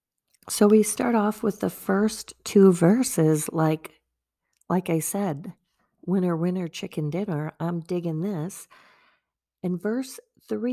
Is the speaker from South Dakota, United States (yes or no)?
no; Wisconsin, United States; also born or lived in Virginia; being from Wisconsin